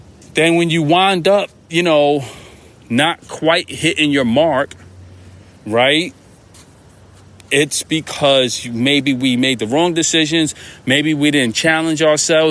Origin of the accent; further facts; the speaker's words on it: New York, United States; I'm a New Yorker